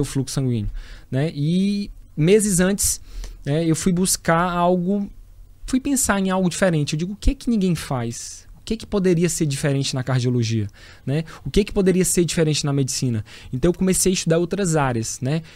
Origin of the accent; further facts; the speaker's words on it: Teresina, Piauí, Brazil; sou teresinense, sou piauiense, tenho o maior orgulho, né, de falar de onde eu vim e da minha origem